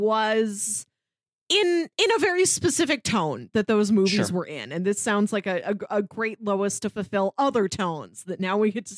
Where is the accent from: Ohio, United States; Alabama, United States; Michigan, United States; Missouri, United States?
Missouri, United States; St. Louis; This movie stars St. Louis's own John Hamm, which is why I clicked on it. Like he's my hometown boy.